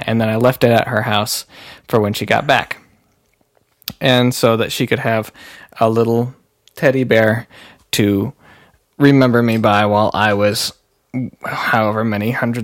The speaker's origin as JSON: {"language": "English", "town": "Stevens Point", "region": "Wisconsin", "country": "United States", "tie": "born or raised there", "said": "I was in Stevens Point"}